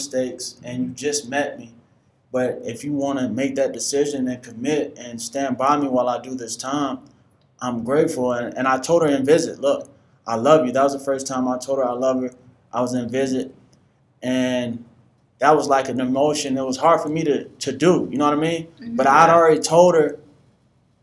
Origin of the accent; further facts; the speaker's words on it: Northwest Florida, United States; also born or lived in Washington, D.C.; I was born in Washington, D.C., and unfortunately, my mom died when I was one, and I relocated to Northwest Florida with my great aunt